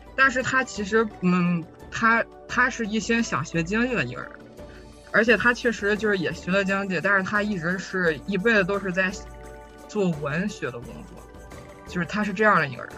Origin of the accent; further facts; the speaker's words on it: China; moved away as an adult; now in Germany; 我就是中国人